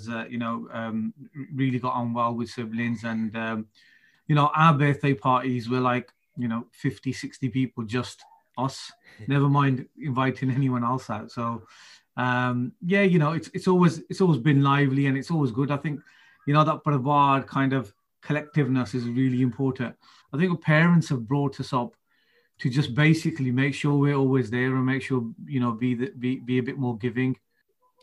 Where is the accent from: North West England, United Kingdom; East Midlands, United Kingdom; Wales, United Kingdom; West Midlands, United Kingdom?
West Midlands, United Kingdom; Birmingham; I'm born and bred in Birmingham